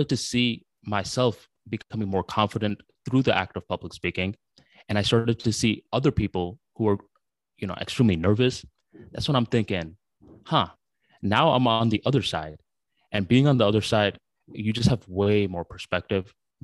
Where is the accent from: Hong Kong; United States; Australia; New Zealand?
United States; English is a second language; also born or lived in Bangladesh; around 5 years old when I came to the United States of America